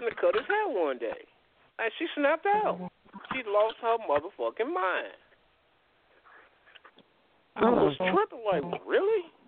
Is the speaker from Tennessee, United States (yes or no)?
no; Gary, Indiana, United States; I'm from Gary